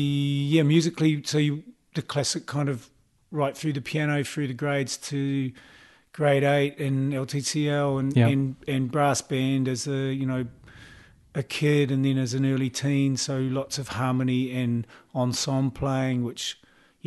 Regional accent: Auckland, New Zealand; I grew up in Mount Albert, okay, in Auckland

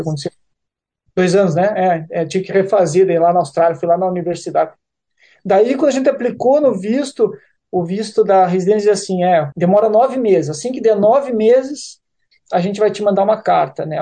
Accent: Curitiba, Paraná, Brazil; moved away as an adult; Eu sou de Curitiba.

